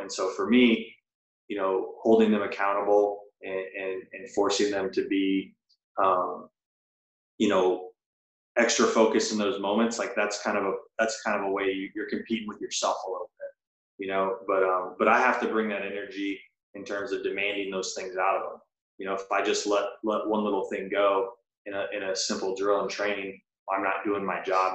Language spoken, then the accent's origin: English; Birmingham, Alabama, United States; moved away as an adult; now in South Florida, United States; I grew up in Birmingham, Alabama.